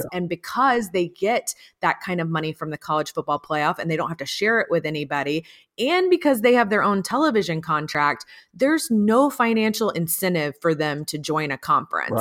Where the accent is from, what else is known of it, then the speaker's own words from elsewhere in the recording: Atlanta, Georgia, United States; I grew up in Atlanta